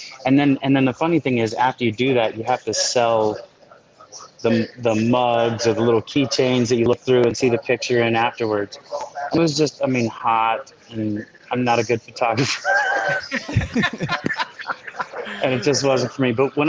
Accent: Pennsylvania, United States; also born or lived in Ohio; now in Orlando, United States; No, I actually graduated high school in Ohio. I'm from Pennsylvania. Yeah, from Pennsylvania, moved to Ohio.

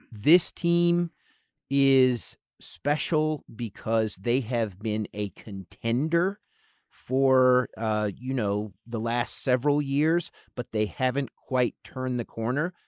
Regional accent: Charlotte, North Carolina, United States; also born or lived in San Francisco Bay Area; now in San Francisco, United States; I am from Charlotte, North Carolina originally.

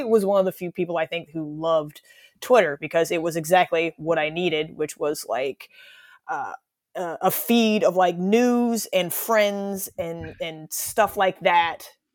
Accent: United States; I'm an American

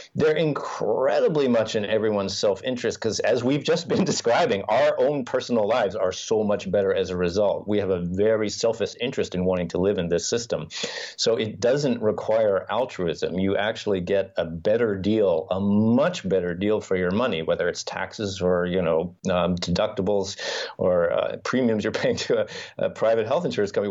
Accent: United States; moved away as an adult; also born or lived in New York; now in Finland; as someone who grew up in the US and has family and friends there

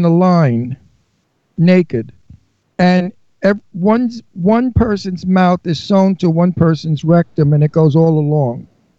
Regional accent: New York, United States; moved away; I came from Brooklyn.

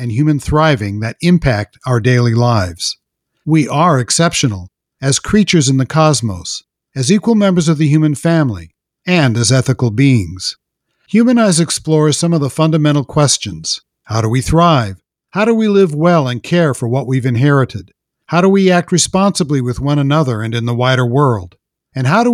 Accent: California, United States; I'm from California

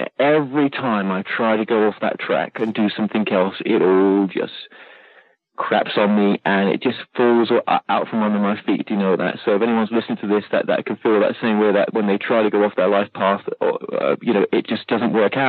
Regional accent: United Kingdom; accent: British; I'm like, oh, my God, am I? I've lost my British accent.

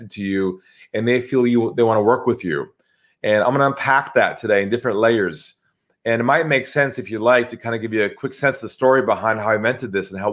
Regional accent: California, United States; accent: US; moved away as an adult; now in Sydney, Australia; I'm from California originally

